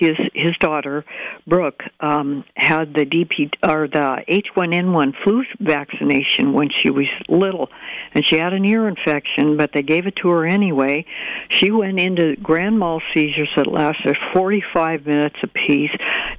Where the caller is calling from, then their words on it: Fort Bragg, California, United States; I'm calling from Fort Bragg.